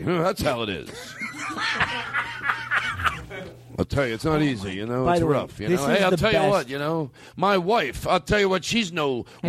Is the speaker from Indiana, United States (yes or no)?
no; Florida, United States; So anyway, I grew up in Florida.